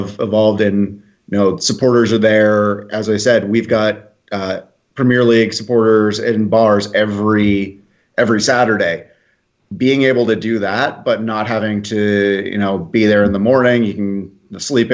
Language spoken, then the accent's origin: English; New England, United States; now in Omaha, United States; neither of us are born and raised in Omaha. I come from New England